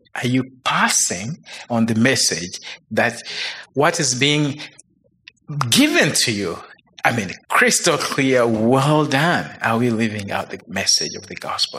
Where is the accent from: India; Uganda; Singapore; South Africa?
Uganda; moved away as an adult; now in United States; I grew up in Uganda